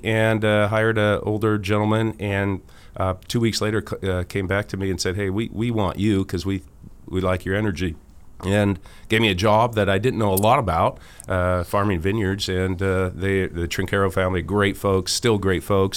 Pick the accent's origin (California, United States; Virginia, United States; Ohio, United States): California, United States; Sonoma County; I'm from Hillsborough, California, Sonoma County